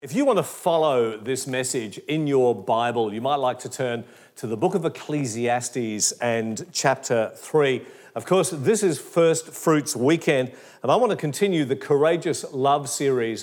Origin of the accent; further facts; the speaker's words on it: Perth, Western Australia, Australia; moved away as an adult; also born or lived in Geraldton / Katoomba; now in Melbourne, Australia; I was raised in Perth in Western Australia